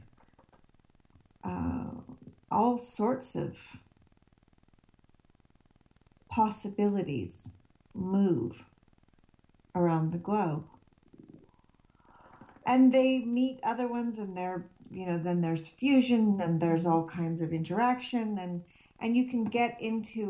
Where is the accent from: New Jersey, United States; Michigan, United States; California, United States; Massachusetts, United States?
California, United States; now in Sweden; I grew up in California, and so my body knows that it's home when it's in California